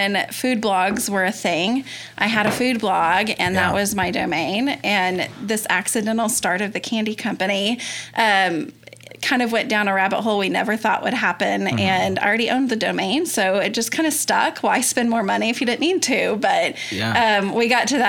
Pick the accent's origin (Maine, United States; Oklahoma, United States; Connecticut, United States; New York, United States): Oklahoma, United States; Yukon; My husband and I both grew up in UConn